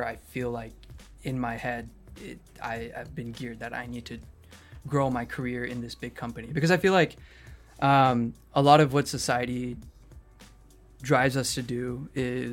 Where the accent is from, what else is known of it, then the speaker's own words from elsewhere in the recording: Phoenix, Arizona, United States; now in California, United States; I was born in Phoenix, Arizona